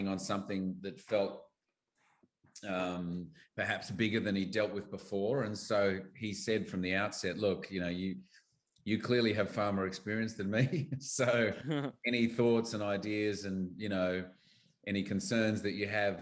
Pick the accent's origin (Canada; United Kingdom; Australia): Australia; as an Aussie actor